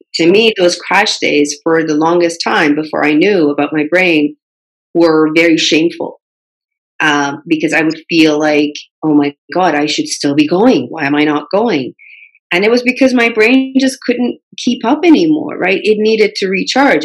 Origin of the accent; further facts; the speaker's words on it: Canada; also born or lived in Middle East; I grew up in Canada. I had that cultural difference even though I was born in Middle East.